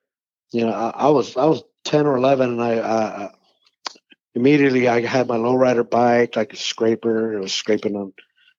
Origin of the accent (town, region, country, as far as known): Oakland, California, United States; born or raised there; also born or lived in Mexico / Los Angeles